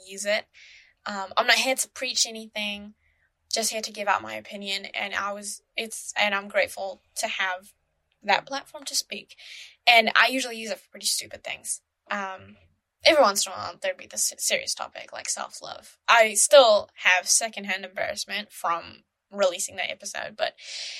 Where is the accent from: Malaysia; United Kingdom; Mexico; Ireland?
Malaysia; now in New Zealand; my home country, Malaysia